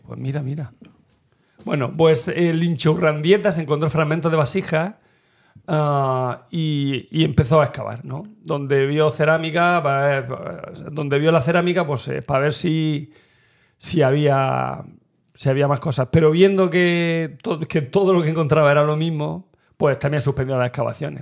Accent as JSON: {"language": "Spanish", "town": "Turre", "region": "Andalusia", "country": "Spain", "tie": "born or raised there", "said": "mi pueblo, de Turre"}